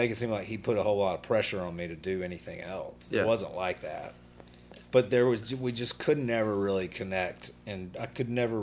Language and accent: English; Birmingham, Alabama, United States; also born or lived in Arab, Alabama / Montgomery, Alabama; moved here to Birmingham when I beginning in third grade, which I think would be, 82-ish